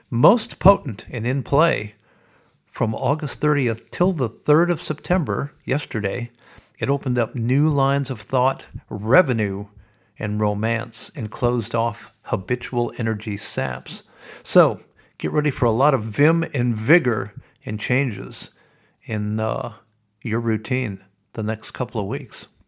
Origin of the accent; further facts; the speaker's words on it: Sioux City, Iowa, United States; moved away; also born or lived in Los Angeles, California; when I grew up in Sioux City, Iowa, we had a church named St. Boniface